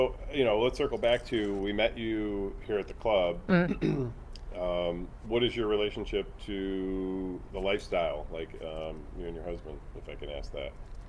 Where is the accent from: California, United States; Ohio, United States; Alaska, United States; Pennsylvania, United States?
Ohio, United States; Cleveland; moved away; I'm from Cleveland originally.